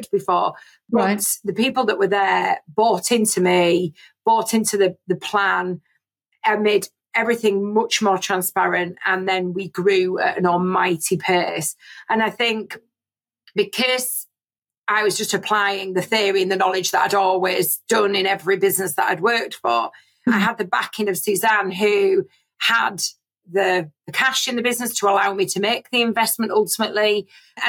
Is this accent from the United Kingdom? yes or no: yes; Scarborough, Yorkshire and the Humber, United Kingdom; moved away as an adult; also born or lived in Bradford / Leeds; I was born and bred in Scarborough and decided that I needed to leave and went off to Bradford University